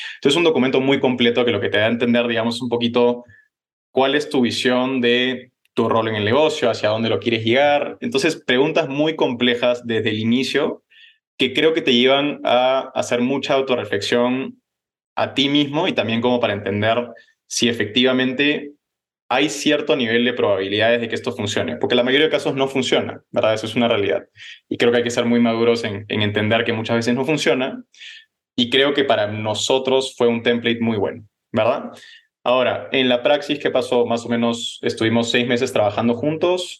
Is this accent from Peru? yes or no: yes; Peru; also born or lived in Los Angeles, United States / Netherlands; Yo nací en Los Ángeles, pero me crié en, en Perú, ¿verdad? ahí estudié en Lima